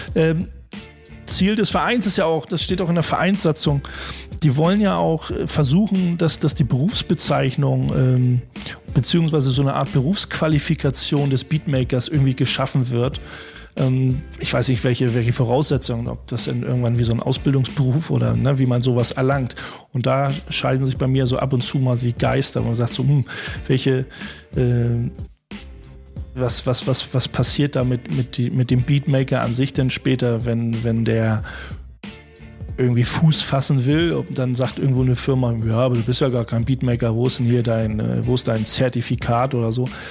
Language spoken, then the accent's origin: German; Hamburg, Germany; als Hamburger